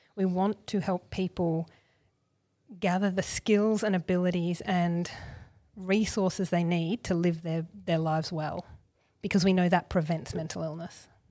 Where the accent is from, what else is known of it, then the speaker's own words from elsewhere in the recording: Gold Coast, Queensland, Australia; I grew up on the Gold Coast.